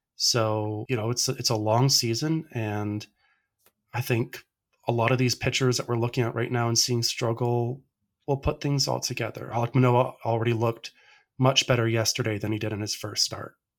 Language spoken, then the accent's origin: English; Canada; as a Canadian baseball fan